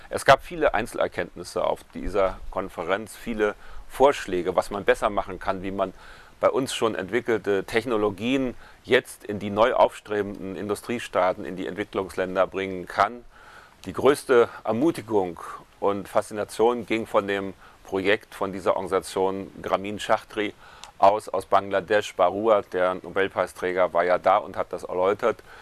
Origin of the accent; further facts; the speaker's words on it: Freiburg, Baden-Württemberg, Germany; Ich möchte heute berichten von einem Ereignis, das am 6. und 7. November in meiner Heimatstadt Freiburg stattgefunden hat.